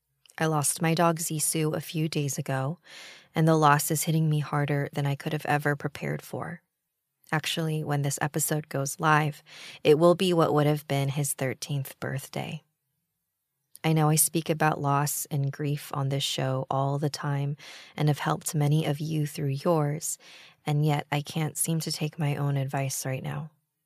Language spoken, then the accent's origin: English; Quezon City, Metro Manila, Philippines; To start off, I'm from the Philippines. I was born in Quezon City, where I spent the majority of my childhood.